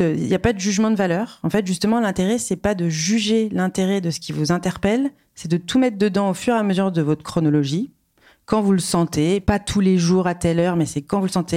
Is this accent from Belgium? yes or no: no; Reims, Grand Est, France; je suis née euh, à Reims